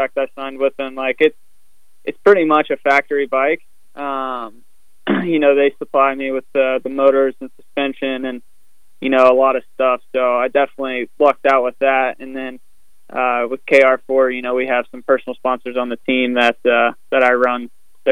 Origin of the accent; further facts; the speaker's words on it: West Virginia, United States; from where I grew up in West Virginia